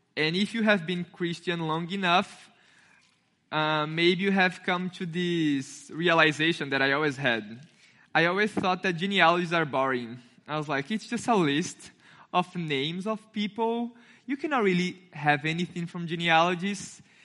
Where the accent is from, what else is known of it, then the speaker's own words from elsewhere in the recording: Brazil; English is a second language; now in United States; I have an accent, because I'm not, I'm not American. I'm from Brazil